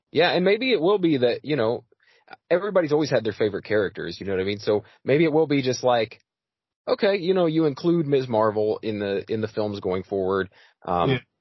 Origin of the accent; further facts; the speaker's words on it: United States; I'm American as it gets